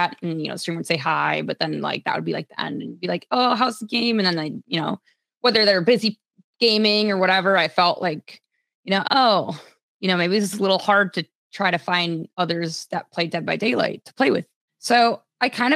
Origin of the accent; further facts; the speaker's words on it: Minnesota, United States; The summer is usually held in Minnesota, so that's like my hometown